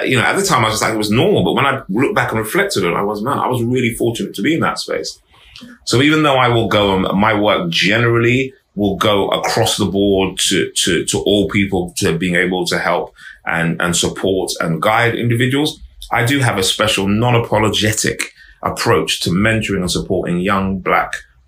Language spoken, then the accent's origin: English; London, United Kingdom; also born or lived in Harrow; I grew up in Harlesden, I was quite young